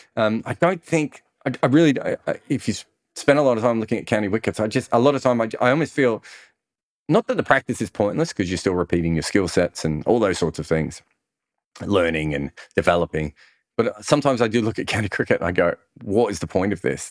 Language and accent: English; Melbourne, Victoria, Australia; where I grew up in Melbourne